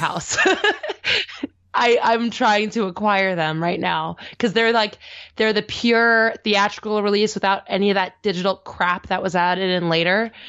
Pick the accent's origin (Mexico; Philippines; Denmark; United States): United States; the Northwest, Pacific Northwest; I grew up in the Northwest